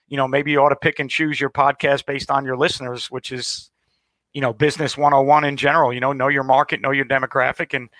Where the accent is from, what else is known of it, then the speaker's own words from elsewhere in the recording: Long Island, New York, United States; now in Jacksonville, United States; I grew up in New York. I'm a Long Island guy